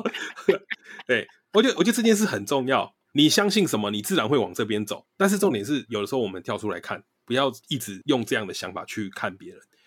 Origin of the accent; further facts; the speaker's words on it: Taiwan; 我们本来就是来自台湾